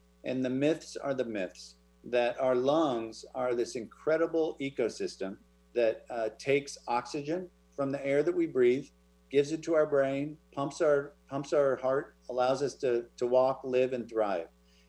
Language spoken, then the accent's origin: English; Oregon, United States; moved away; also born or lived in Wenatchee, Washington; I was born in Wenatchee. Oh, there you go. I grew up in Oregon.